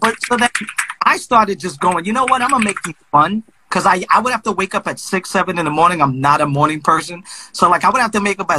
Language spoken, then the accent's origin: English; Brooklyn, New York, United States; Well, I'm from Brooklyn.